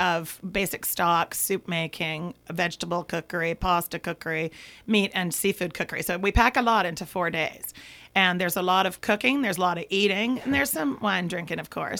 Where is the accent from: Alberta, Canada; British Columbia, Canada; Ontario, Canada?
British Columbia, Canada; Vancouver; I'm from Vancouver, Canada